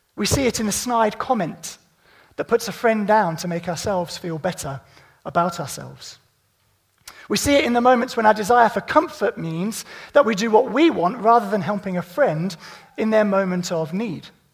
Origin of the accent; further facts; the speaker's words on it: Midlands, United Kingdom; I'm from the Midlands